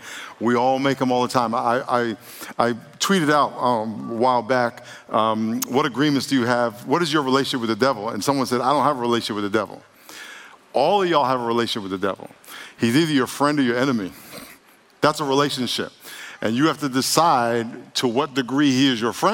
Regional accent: New York, United States; When I was growing up in New York

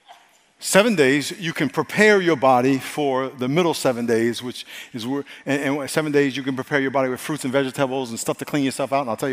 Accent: United States; I'm American

